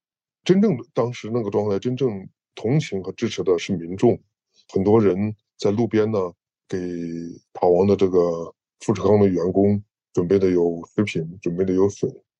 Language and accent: Chinese; Henan, China; 在航空港区。我住的地方大概离这个位置有二十公里左右。然后我得到的消息，一个是朋友之间的议论，我就是当地人嘛。